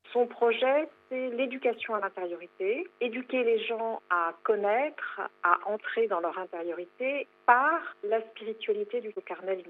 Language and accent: French; Corsica, France; chez nous en Corse